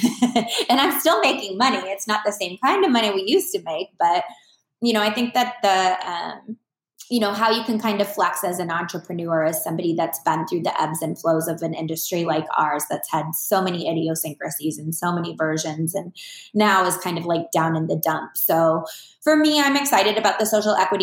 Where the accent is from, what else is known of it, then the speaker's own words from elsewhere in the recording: Minnesota, United States; moved away as an adult; now in Phoenix, United States; I'm originally from Minnesota. I was born and raised there. I've lived in Phoenix longer than I ever lived in Minnesota because I moved here when I was relatively young.